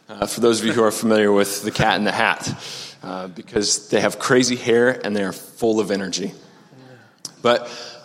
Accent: Omaha, Nebraska, United States; moved away as an adult; also born or lived in Maryville, Missouri; I'm originally from Omaha, Nebraska. Grew up on 144th and Dodge

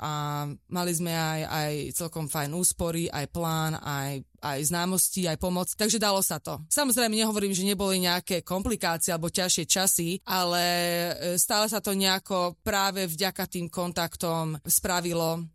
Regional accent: Slovakia; moved away as an adult; also born or lived in England / Texas, United States; now in Santa Barbara, United States; my sme boli zo Slovenska

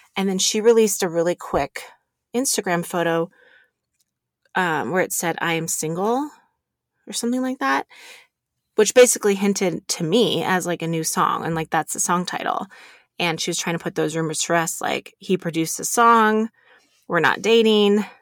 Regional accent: Reno, Nevada, United States; I, I grew up here in Reno

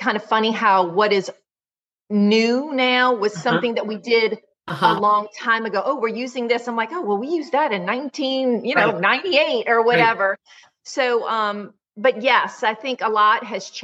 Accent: Metairie, Louisiana, United States; also born or lived in Northshore (across Lake Pontchartrain), Louisiana; I am originally a Metairie girl.

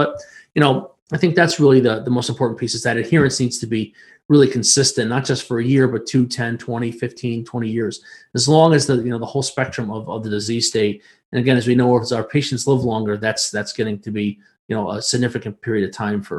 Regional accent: New York, United States; But I can tell you that I'm from New York State, right?

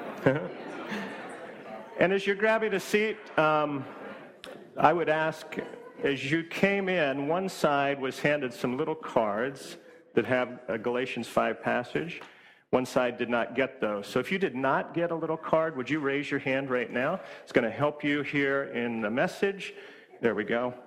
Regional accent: Washington, United States; moved away as an adult; also born or lived in Hawaii; now in East Coast, United States; my wife and I grew up in Washington State

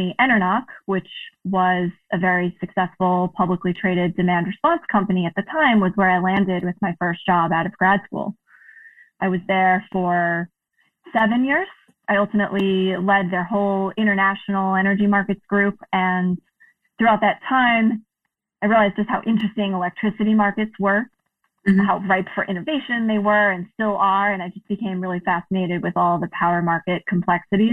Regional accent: New York City, New York, United States; moved away as an adult; also born or lived in New Hampshire; now in Massachusetts, United States; I grew up in Queens in New York City

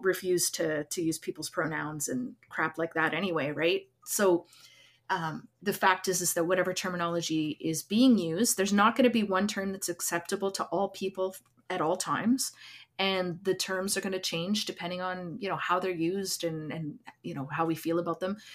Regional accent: Lac Ste. Anne, Alberta, Canada; now in Edmonton, Canada; I'm from Lac Saint Anne

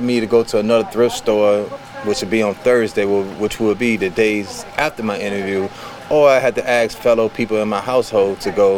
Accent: Petersburg, Virginia, United States; now in Roanoke, United States; I'm currently in Roanoke, Virginia at a halfway house. I'm from Petersburg, Virginia.

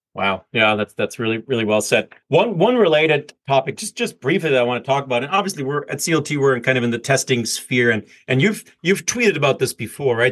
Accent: Germany; as a german

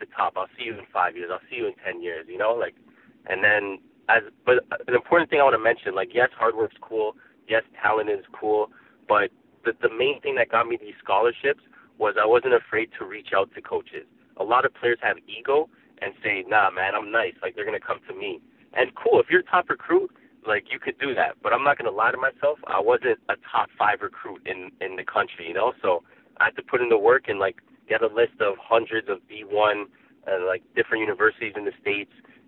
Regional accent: Toronto, Ontario, Canada; I grew up in Toronto, born and raised

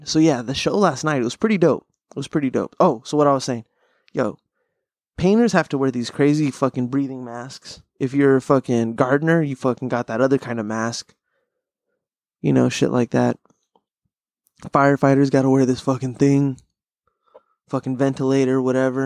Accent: Pasadena, California, United States; I'm from Pasadena

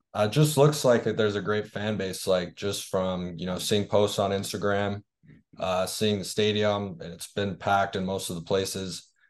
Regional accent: Toronto, Ontario, Canada; I'm from Toronto

